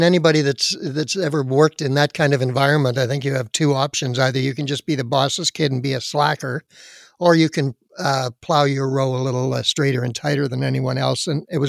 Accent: Surrey, British Columbia, Canada; Born and raised on the West Coast up in beautiful Surrey, North Surrey, British Columbia.

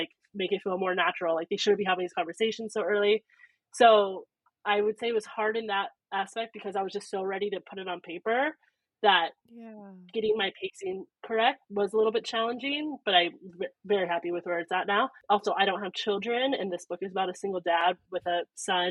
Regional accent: Northern California, United States; I'm from Northern California

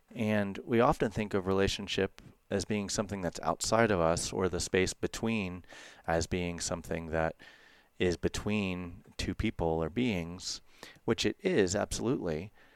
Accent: United States; growing up in the United States

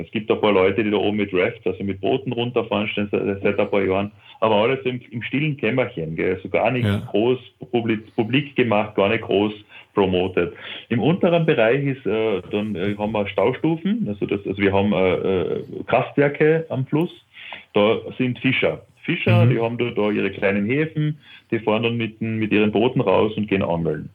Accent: Carinthia, Austria; das ist auch ein kleinerer See bei uns in Kärnten

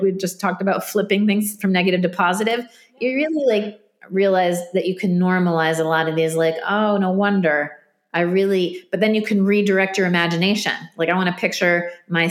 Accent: New Jersey, United States; I'm from Jersey, New Jersey.

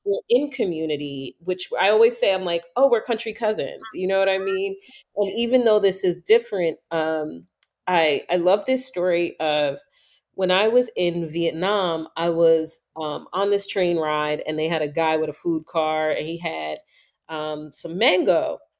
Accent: New York, United States; moved away; growing up in New York, everybody thought my whole life I was Puerto Rican.

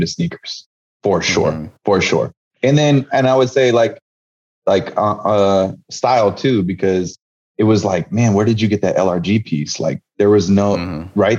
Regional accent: San Jose, California, United States; I grew up in the Bay Area in San Jose, California.

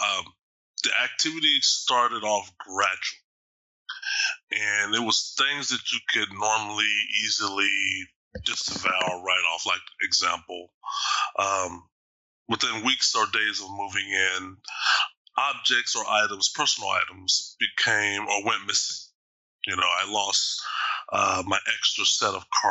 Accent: Austin, Texas, United States; now in Bothell, United States; I'm originally from Texas, Austin specifically

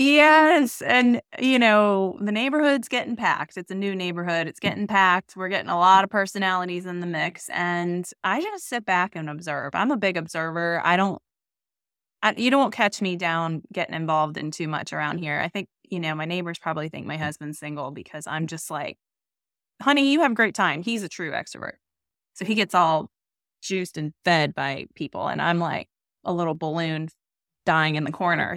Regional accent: Northern Virginia, United States; I grew up in Virginia, but I grew up in Northern Virginia

